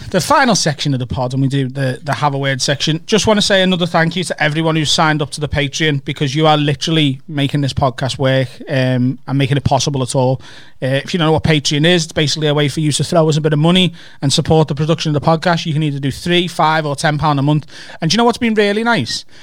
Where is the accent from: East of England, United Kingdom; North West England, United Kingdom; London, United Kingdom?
North West England, United Kingdom; you can tell that, that, that, that I'm not actually from Liverpool. I'm actually from over the water.